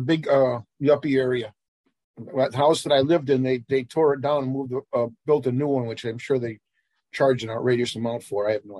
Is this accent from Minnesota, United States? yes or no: no; Chicago, Illinois, United States; I was born in Chicago, grew up in Chicago, pretty much the north side. Grew up in Ravenswood area, and then when I got married, my first wife, I moved to Rogers Park.